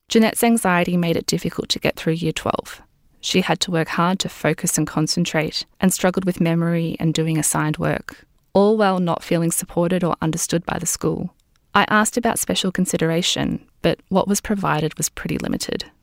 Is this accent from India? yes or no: no; Singapore; now in Australia; when I was growing up in Singapore too.